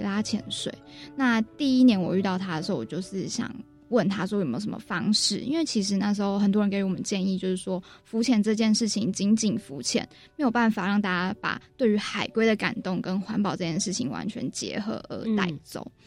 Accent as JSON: {"language": "Chinese", "region": "Penghu County", "country": "Taiwan", "said": "其实我本身是澎湖人"}